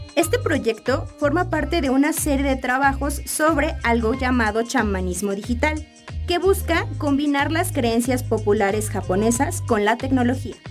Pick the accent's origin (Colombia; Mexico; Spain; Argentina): Mexico; Como mexicanos